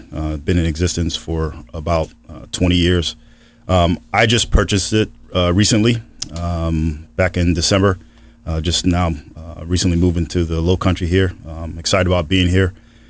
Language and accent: English; Holyoke, Massachusetts, United States; Yeah, I'm originally from Holyoke, Massachusetts. That's where I was born and raised. Grew up in the projects.